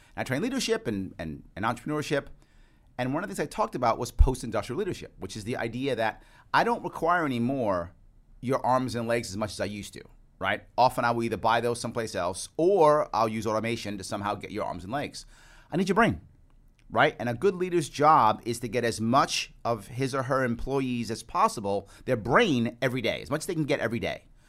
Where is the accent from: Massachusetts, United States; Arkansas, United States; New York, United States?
New York, United States; New York City; also born or lived in Queens, New York City; I was born in Manhattan, raised in the, in the South Bronx. I live in Queens